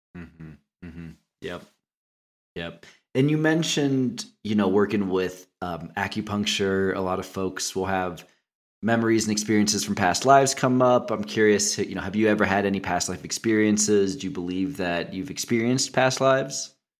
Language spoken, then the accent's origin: English; Cincinnati, Ohio, United States; moved away; I'm from Cincinnati originally.